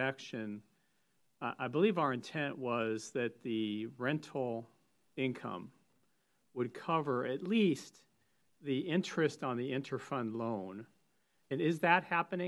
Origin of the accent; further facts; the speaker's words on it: Northern California, United States; I grew up in Northern California